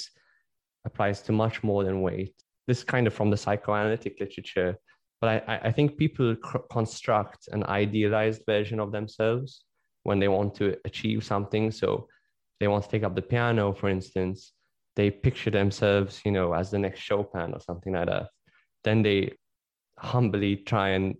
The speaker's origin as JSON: {"language": "English", "country": "Malta", "said": "I come from Malta, which is a country"}